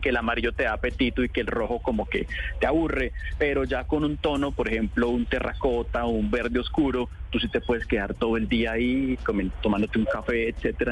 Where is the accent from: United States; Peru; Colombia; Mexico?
Colombia; Como colombianos a veces tenemos nuestra casa pintada de blanco